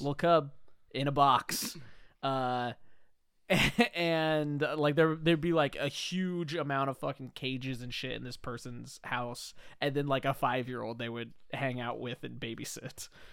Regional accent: Whidbey Island, Washington, United States; I'm from Woodby Island

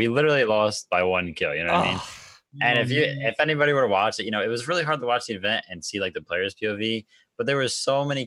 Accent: New Jersey, United States; I'm from New Jersey

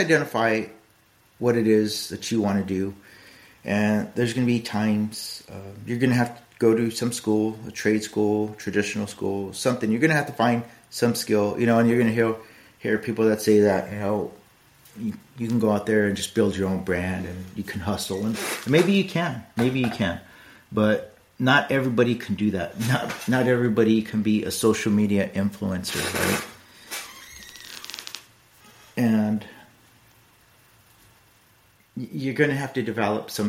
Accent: United States; now in Fuquay-Varina, North Carolina, United States; I was born in the United States, because I was lucky enough to be born in the United States

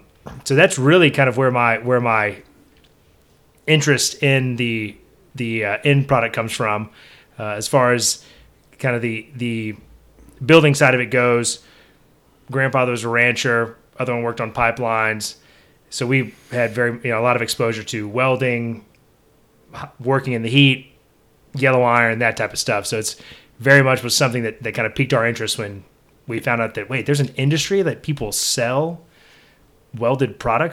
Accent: Bellville, Texas, United States; So I'm originally from Belleville, Texas. And my parents are from Garwood, Natick, Texas

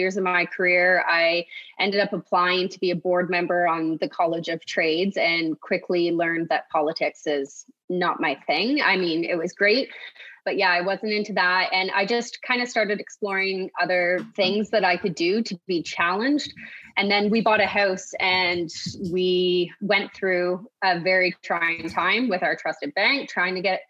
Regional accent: Kawartha Lakes, Ontario, Canada; So I'm from Kawartha Lakes. I was born and raised.

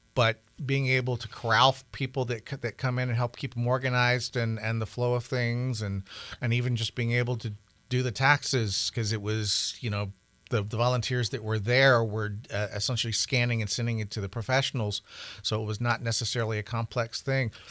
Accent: the South, United States; now in Montana, United States; I grew up in the South

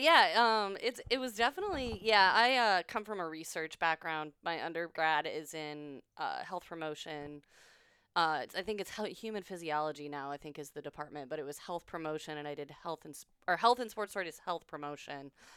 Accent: Illinois, United States; moved away as an adult; now in Austin, United States; I'm from Illinois

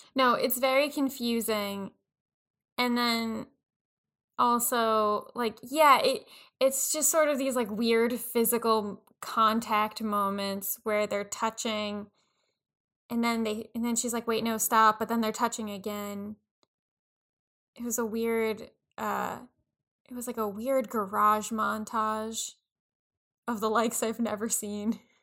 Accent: Long Island, New York, United States; being white, growing up on Long Island

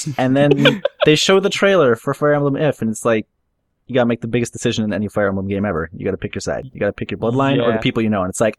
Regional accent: Canada; I'm Canadian.

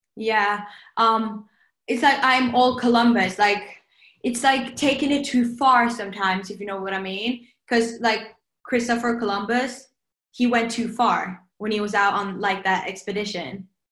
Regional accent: Norway

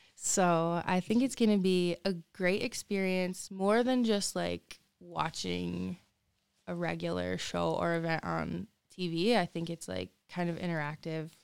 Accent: Lansing, Michigan, United States; I was born in Lansing at Sparrow

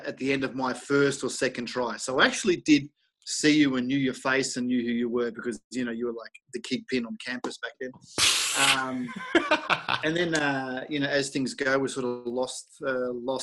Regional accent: Melbourne, Victoria, Australia; moved away as an adult; also born or lived in United States; now in Germany; growing up in Melbourne in Australia

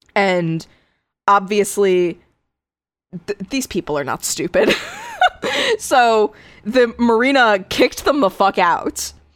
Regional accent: Connecticut, United States; my home state

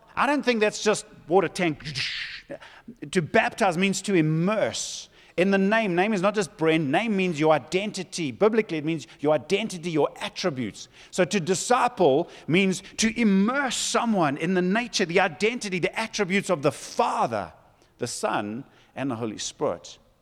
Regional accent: Zululand, KwaZulu-Natal, South Africa; I come from Zululand

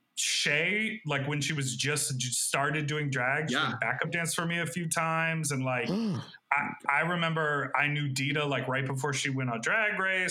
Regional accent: Evanston, Illinois, United States; moved away; also born or lived in Chicago; But I loved living in Chicago, and I'm from Evanston. So like that whole vibe is very much what I'm used to.

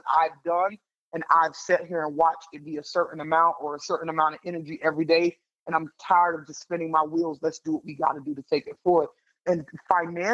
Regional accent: the South, United States; I'm a Southerner girl, so going to Connecticut was the highest up I had ever been

